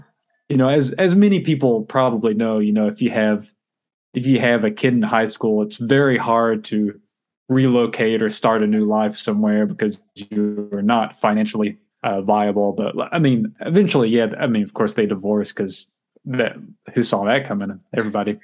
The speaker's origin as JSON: {"language": "English", "town": "Paris", "region": "Texas", "country": "United States", "tie": "born or raised there", "said": "Paris, Texas."}